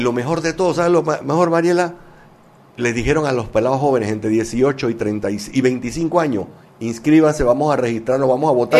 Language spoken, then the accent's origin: Spanish; Panama; nosotros, como panameños